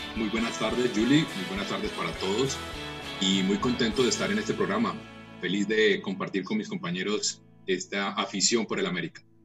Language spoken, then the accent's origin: Spanish; Cartago, Valle del Cauca, Colombia; now in Cali, Colombia; yo nací en Cartago